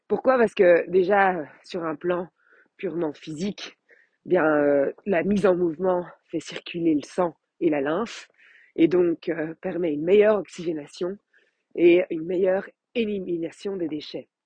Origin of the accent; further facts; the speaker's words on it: Belgium; Je suis belge.